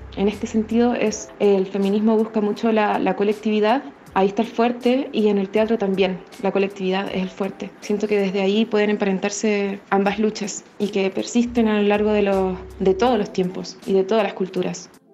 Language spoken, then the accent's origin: Spanish; La Serena, Coquimbo, Chile; also born or lived in Valparaíso, Chile / Mendoza, Argentina / Montevideo, Uruguay; soy de La Serena